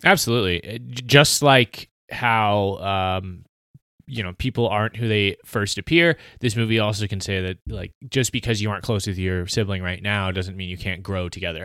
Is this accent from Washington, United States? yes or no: no; South Carolina, United States; I was raised in South Carolina